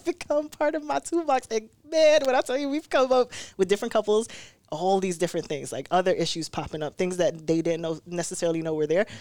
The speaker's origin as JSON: {"language": "English", "town": "New York City", "region": "New York", "country": "United States", "tie": "born or raised there", "moved": "yes", "lives_now": "Rochester, United States", "said": "growing up in Brooklyn"}